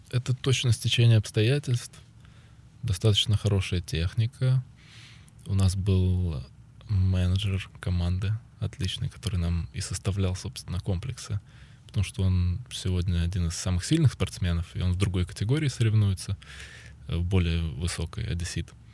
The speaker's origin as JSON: {"language": "Russian", "country": "Ukraine", "said": "когда возвращался сюда, в Украину"}